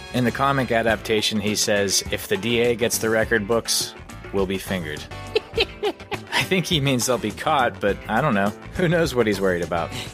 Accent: Pennsylvania, United States

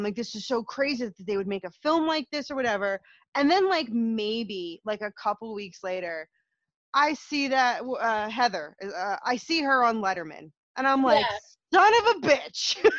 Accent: New Jersey, United States; I'm from South Jersey. I've lived in South Jersey my whole life.

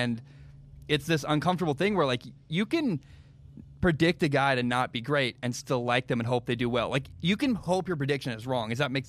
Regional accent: Oregon, United States; I grew up in Oregon, right? I have friends. My cousins live in Eugene.

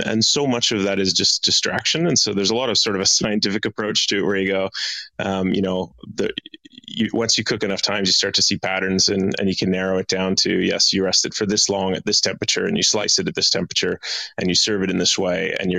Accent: Edmonton, Alberta, Canada; moved away as an adult; now in Perth, Australia; No, I'm from Edmonton, Alberta. So I'm from Canada. I came to Australia when I was 18 as a backpacker.

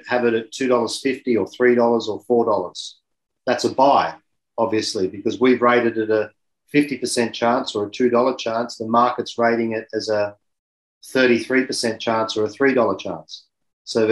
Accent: Sydney, New South Wales, Australia; I'm an Irish background, grew up in Sydney, Australia

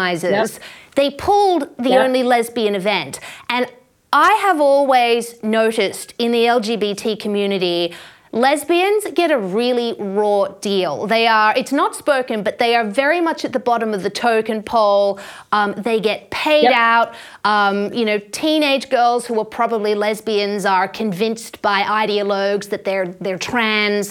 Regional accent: Australia; as an Australian

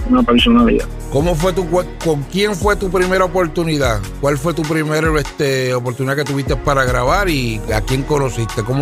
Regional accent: Loíza, Puerto Rico; nacido en Loíza

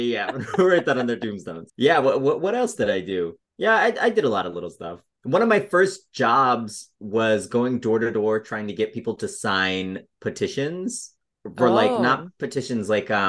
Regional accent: Denver, Colorado, United States; moved away as an adult; also born or lived in Chicago; now in Los Angeles, United States; Well, I was born in Colorado. I was born in Denver. And then I was doing improv and sketch stuff in Denver.

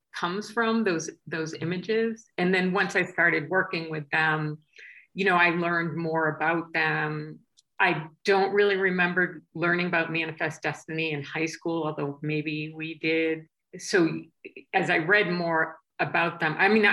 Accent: outside Boston, Massachusetts, United States; I grew up outside Boston

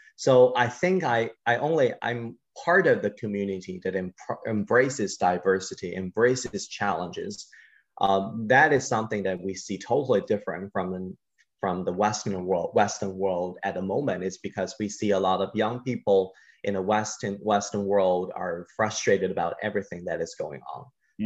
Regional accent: China; growing up in China

